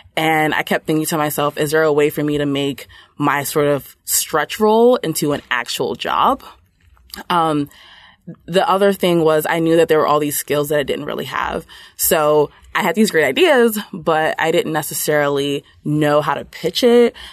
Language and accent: English; New York City, New York, United States; I grew up in Brooklyn, New York, um, but my parents are originally from Nigeria